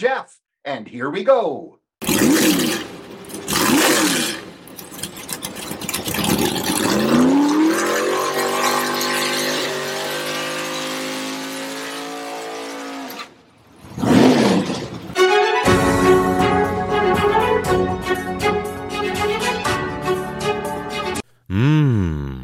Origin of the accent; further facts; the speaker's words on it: Vancouver, British Columbia, Canada; we're from Vancouver, Canada